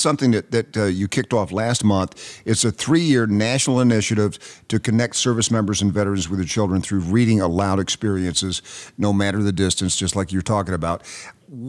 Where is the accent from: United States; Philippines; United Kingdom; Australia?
United States; Knoxville, Tennessee; I grew up in Knoxville, Tennessee